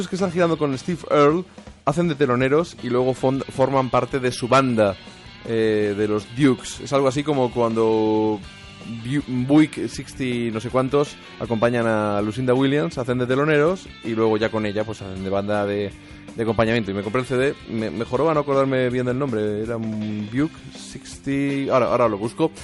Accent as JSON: {"language": "Spanish", "region": "Castilla-La Mancha", "country": "Spain", "said": "soy manchego"}